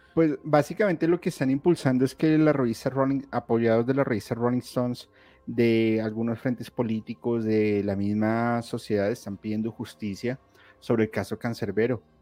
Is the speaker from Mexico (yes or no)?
no; Colombia; yo soy colombiano